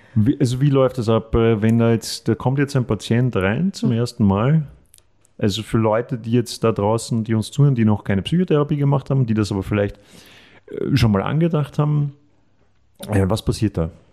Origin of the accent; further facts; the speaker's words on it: Austria; die ich oft als Österreicher gestellt bekomme